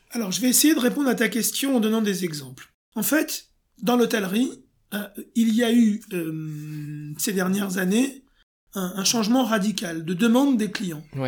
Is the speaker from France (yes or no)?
yes; France; je suis français.